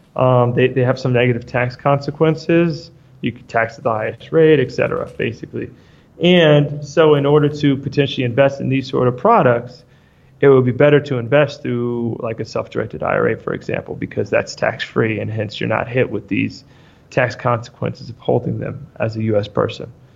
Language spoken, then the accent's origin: English; New York, United States; moved away as an adult; also born or lived in Argentina; I'm from New York originally.